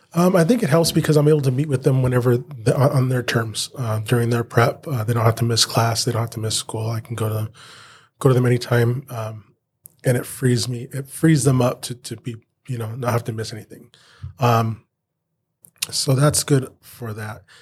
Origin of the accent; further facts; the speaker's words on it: Banning, California, United States; I was born and raised in Banning, born at the Pass Hospital down here. Um, spent all my life here